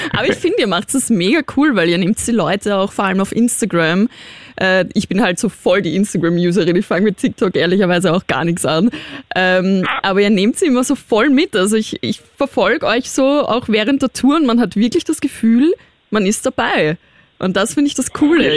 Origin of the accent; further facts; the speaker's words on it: Austria; ich bin Österreicherin